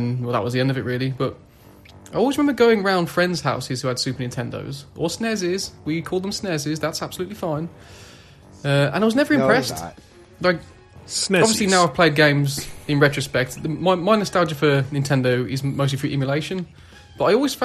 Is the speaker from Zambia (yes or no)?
no; England, United Kingdom; I'm English